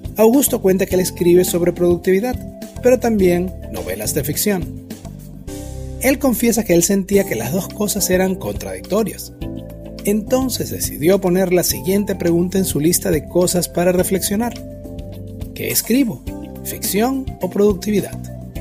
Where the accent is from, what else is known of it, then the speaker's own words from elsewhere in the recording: Venezuela; moved away as an adult; now in Bonaire, Caribbean Netherlands; Yo emigré de Venezuela en el 2011